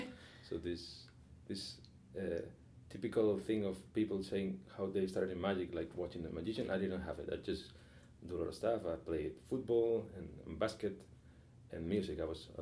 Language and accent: English; Madrid, Community of Madrid, Spain; English is a second language; I don't know if you know it. Madrid is such a great place.